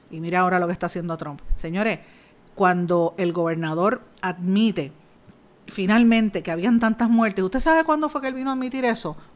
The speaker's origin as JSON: {"language": "Spanish", "country": "Puerto Rico", "said": "exigiéndole una rendición de cuentas al presidente de los Estados Unidos, que no nos falte más el respeto como, como puertorriqueños. Ya está bueno de eso. Aquí murió gente y hay que respetarlo, hay que respetar el dolor ajeno de, de los puertorriqueños."}